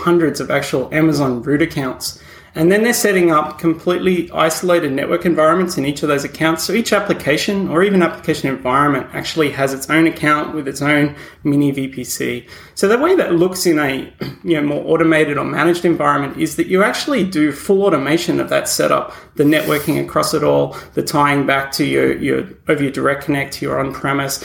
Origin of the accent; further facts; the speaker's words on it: Australia; accent: Australian; moved away as an adult; now in New York, United States; I am indeed an Australian who moved over here a number of years ago.